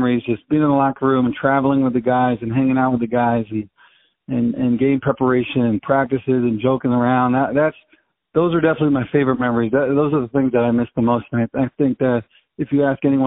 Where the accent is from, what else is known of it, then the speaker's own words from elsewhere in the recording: Poughkeepsie, New York, United States; also born or lived in Antigua and Barbuda / Cleveland, Ohio / Syracuse, New York; ended up back in Poughkeepsie, New York, in my hometown, and now I'm working here